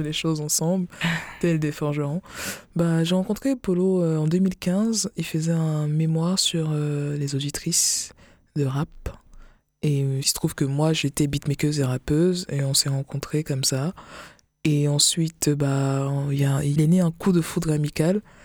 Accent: West, Cameroon; now in France; je suis camerounaise parce que je suis pas française, encore, pas encore

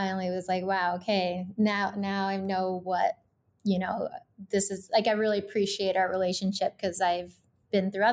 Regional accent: Kelowna, British Columbia, Canada; I'm from Kelowna originally

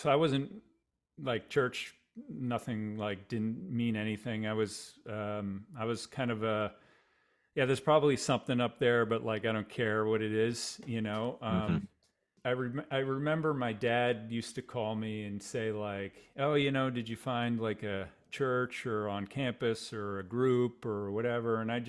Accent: Boston, Massachusetts, United States; I'm from the Boston area originally. Grew up in a just about 20

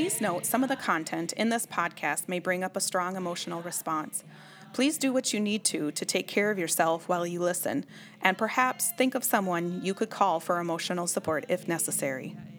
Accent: Pine County, Minnesota, United States; I'm still very much connected to my hometown, which is in Pine County.

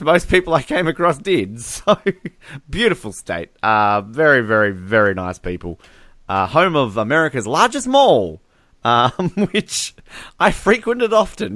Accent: Australia; if we're overseas, I'm Australian

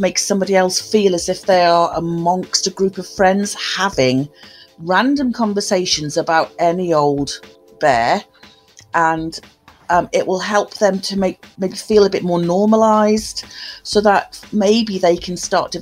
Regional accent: Newcastle upon Tyne, North East England, United Kingdom; now in Telford, United Kingdom; I was born in Newcastle upon Tyne, so I'm a Geordie, and currently live in Telford, Shropshire.

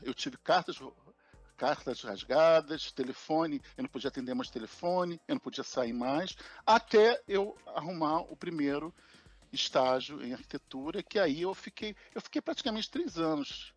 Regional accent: Rio de Janeiro, Brazil; aqui no Rio, existe um barrismo entre Zona Norte e Zona Sul, e na adolescência a gente saiu da Zona Norte para a Zona Sul

